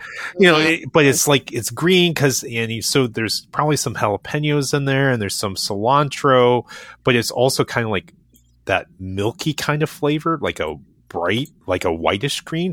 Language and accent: English; Cleveland area and Columbus, Ohio, United States; I was raised in the Cleveland area and Columbus